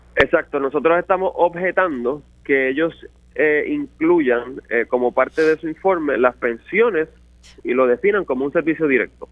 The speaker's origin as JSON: {"language": "Spanish", "town": "Toa Baja", "country": "Puerto Rico", "said": "mi pueblo de Tua Baja"}